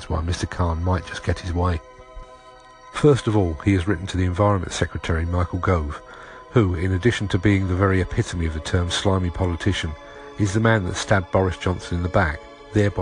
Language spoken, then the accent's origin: English; London, United Kingdom; moved away; As a Londoner by birth and a regular visitor to the city